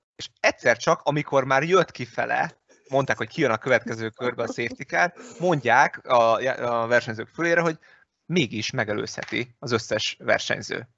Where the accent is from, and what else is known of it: Hungary